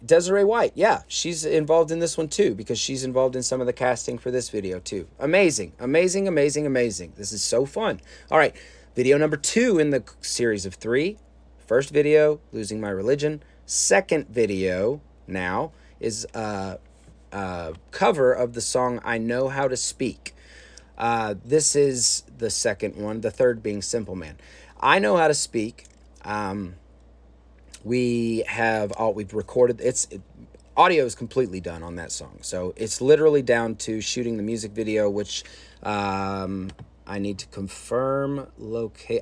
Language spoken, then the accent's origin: English; Chicago, Illinois, United States; I was a kid from Chicago at the time